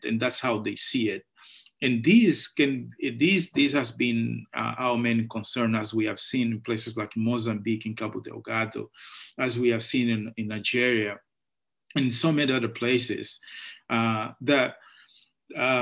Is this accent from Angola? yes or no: yes; Angola; moved away as an adult; now in United States; I was born and raised in Angola during the civil war